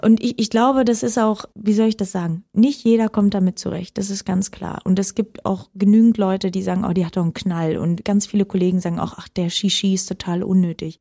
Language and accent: German; Oranienburg, Brandenburg, Germany; ich bin aufgewachsen im Norden von Berlin, das war Brandenburg